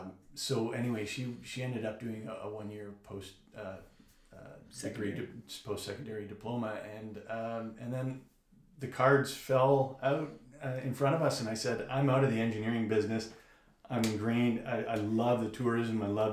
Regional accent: Burlington, Ontario, Canada; also born or lived in Kingston, Ontario; now in Sudbury, Canada; I'm an import from Burlington.

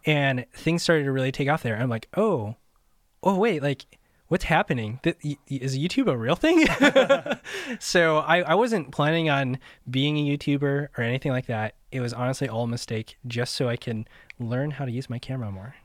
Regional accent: Midwest, United States; moved away as an adult; also born or lived in Southern California; I grew up in the Midwest, and I moved out to Southern California

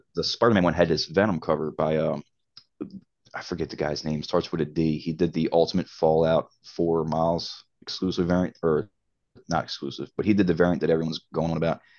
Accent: Baltimore, Maryland, United States; also born or lived in Cape Coral, Florida; I'm, I'm from Baltimore

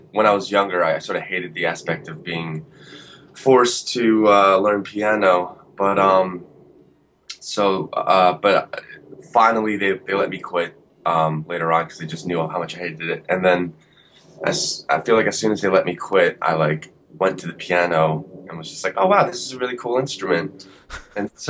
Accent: Woodbridge, New Jersey, United States; I actually grew up in Central Jersey, like Woodbridge area, Middlesex County, like suburban Jersey

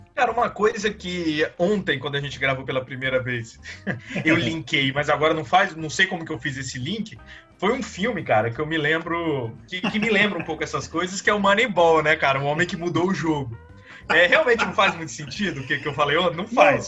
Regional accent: Juazeiro, Bahia, Brazil; moved away; quando eu era pequeno, eu morei na Bahia

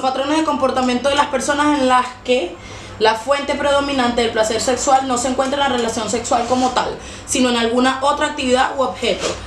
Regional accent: Venezuela; now in Chile; nosotros como venezolanos

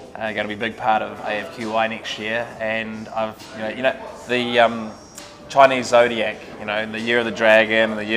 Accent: Dunedin, Otago, New Zealand; moved away; I'm just a little kid from Dunedin

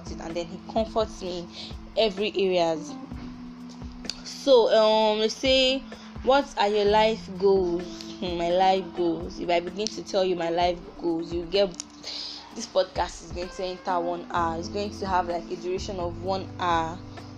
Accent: Abia, Nigeria; I'm from the Igbo tribe. I'm from Abia State, to be precise.

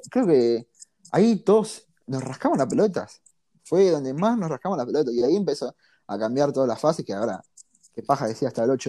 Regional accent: Argentina

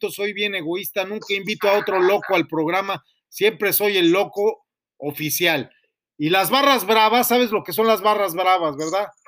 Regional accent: United States; born there; Sí, pues sí, yo, yo nací en los Estados Unidos, hasta usted no lo sabía.

